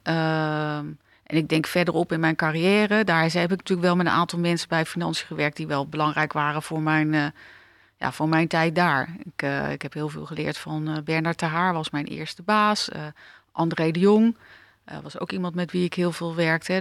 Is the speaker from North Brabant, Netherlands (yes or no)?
no; The Hague, South Holland, Netherlands; ik ben eh, geboren in Den Haag, eh, stad achter de duinen, eh, stad met de toko's